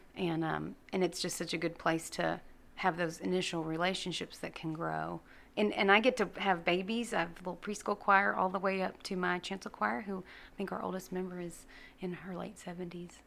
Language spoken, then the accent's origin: English; Gladewater, Texas, United States; I grew up in First Christian Gladewater